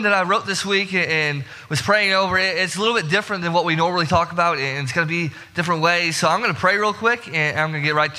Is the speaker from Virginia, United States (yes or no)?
no; Herscher, Illinois, United States; moved away; my hometown, Hersher, Illinois